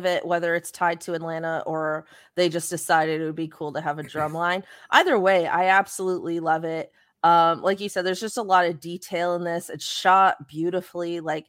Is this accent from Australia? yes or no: no; Canada; I'm actually not sure. We're Canadian.